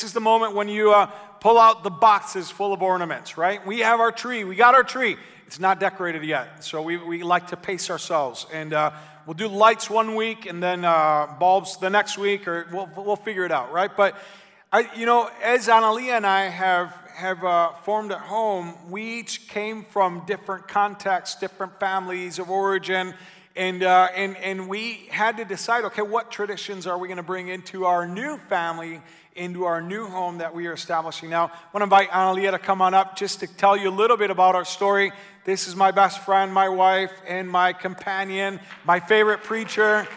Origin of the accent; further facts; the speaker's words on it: Argentina; also born or lived in Menominee, Wisconsin, United States; my family, even though I grew up in Argentina, I was born in Menominee, Wisconsin, which is not as eccentric as Buenos Aires, Argentina.